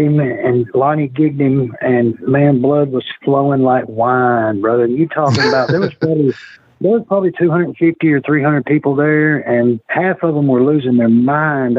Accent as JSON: {"language": "English", "town": "Fayetteville", "region": "Tennessee", "country": "United States", "tie": "born or raised there", "said": "My hometown is Fayetteville, Tennessee"}